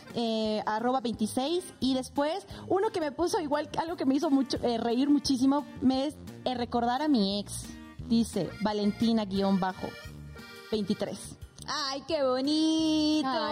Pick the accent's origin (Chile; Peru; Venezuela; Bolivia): Bolivia; moved away as an adult; now in Mexico; soy netamente boliviana.